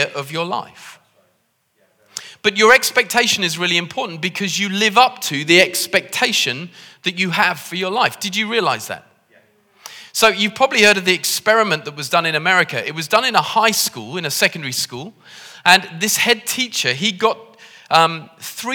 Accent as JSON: {"language": "English", "town": "Liverpool", "region": "North West England", "country": "United Kingdom", "said": "As you can tell from the way that I talk with my posh accent, I come from Liverpool"}